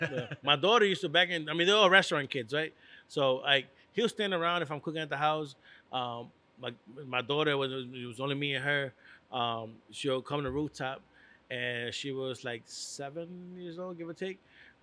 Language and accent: English; Hartford, Connecticut, United States; also born or lived in Puerto Rico; So back in the days in the north end of Hartford, I grew up on Albany Avenue. My uncle used to live there. So when I moved from Puerto Rico, I lived on Albany Avenue.